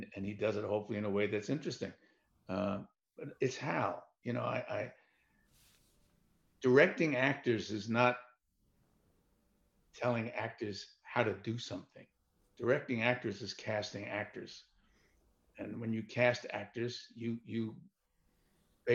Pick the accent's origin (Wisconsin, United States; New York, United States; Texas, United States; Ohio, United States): New York, United States; I was born and raised in New York